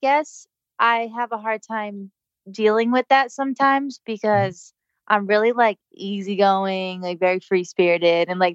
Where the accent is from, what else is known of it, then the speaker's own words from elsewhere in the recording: Rhode Island, United States; I'm from Rhode Island